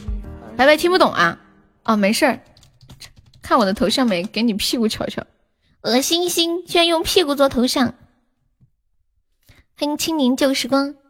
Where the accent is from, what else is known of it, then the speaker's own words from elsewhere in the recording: Changde, Hunan, China; 我是常德一中的，我是常德一中的。